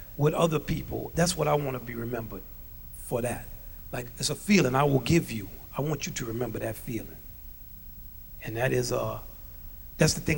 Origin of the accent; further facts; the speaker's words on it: Louisiana, United States; I'm from Louisiana.